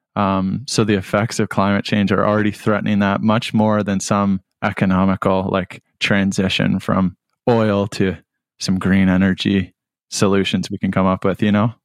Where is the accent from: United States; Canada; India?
Canada; Whitby, Ontario; moved away as an adult; now in Hamilton, Canada; I grew up in Whitby, lived most of my life in Whitby, and, and hope to return.